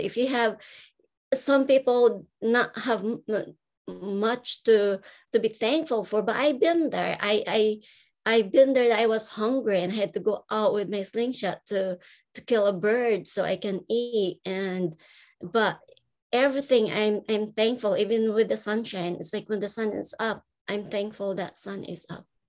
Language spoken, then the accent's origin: English; Philippines; moved away; I grew up in the Philippines.